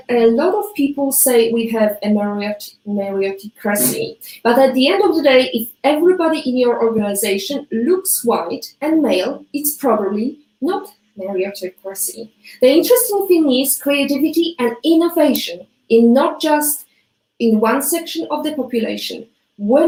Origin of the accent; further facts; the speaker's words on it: Toruń, Kuyavian-Pomeranian Voivodeship, Poland; now in Malta; my hometown, Toruń